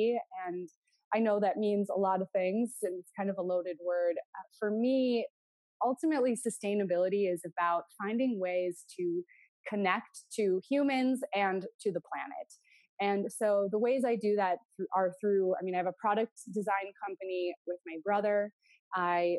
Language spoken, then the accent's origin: English; North Dakota, United States; we grew up in North Dakota, which for us was a very like outdoor lifestyle kind of experience